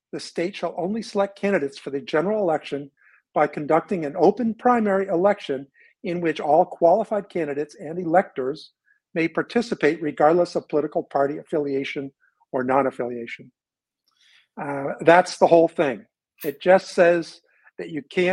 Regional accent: New Hampshire, United States; now in Oregon, United States; I'm from New Hampshire

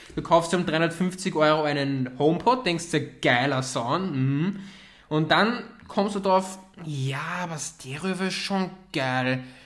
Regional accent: Austria; bei uns in Österreich

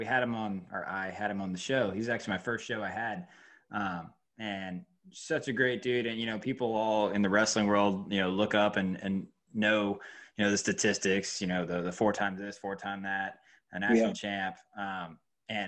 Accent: Georgia, United States; moved away as an adult; I'm from Georgia. And I coached down there for like 3 or 4 years before moving up here.

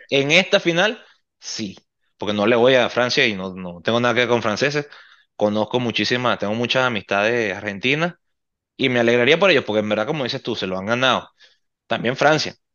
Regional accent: Venezuela; como venezolano y como seguidor del fútbol

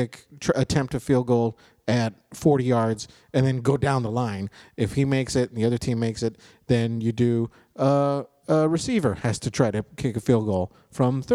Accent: Denver, Colorado, United States; moved away as an adult; also born or lived in Chicago; I grew up in Denver during that time period, we had no hockey team

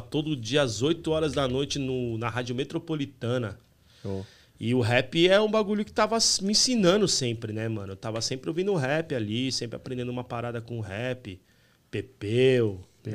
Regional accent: São Paulo, Brazil; also born or lived in Santana, São Paulo / Águas de São Pedro; Eu nasci em Santana, mas em 83 a gente foi para Itaquera, Coab 2.

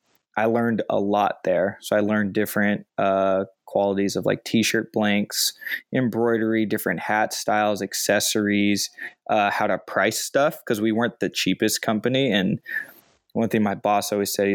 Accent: Chino Hills, California, United States; where I grew up in Chino Hills

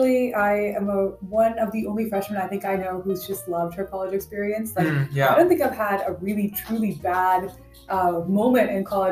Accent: Houston, Texas, United States; now in Austin, United States; I'm from Houston, Texas, and I went to a very huge and competitive high school.

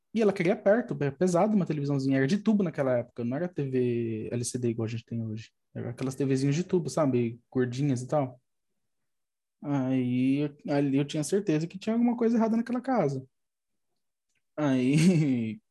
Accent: São Paulo, Brazil; also born or lived in Boa Vista, Roraima; Eu, eu sou daqui de São Paulo, aí quando tinha 18 anos, fui para lá e fiquei lá até uns 21, mais ou menos

